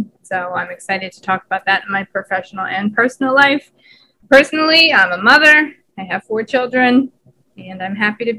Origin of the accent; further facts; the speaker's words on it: Delaware County, Pennsylvania, United States; I grew up in Delaware County, Pennsylvania. I've lived here my whole life. I'm also 35.